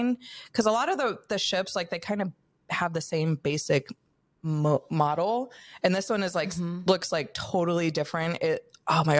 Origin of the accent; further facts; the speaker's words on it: California, United States; I'm born and raised in California